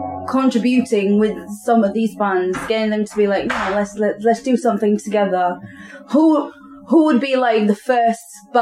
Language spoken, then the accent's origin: English; Leeds, Yorkshire and the Humber, United Kingdom; because I'm from Leeds, and then having to travel all the way to Cheltenham, it's a bit of like a 5-hour drive.